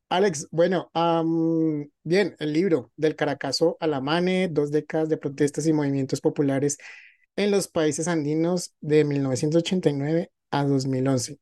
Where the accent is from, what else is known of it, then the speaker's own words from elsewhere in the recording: Colombia; Yo que soy colombiana